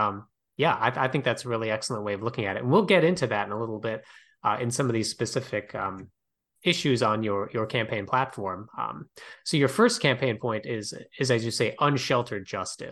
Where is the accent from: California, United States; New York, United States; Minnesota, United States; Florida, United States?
Minnesota, United States; Minneapolis; my hometown of Minneapolis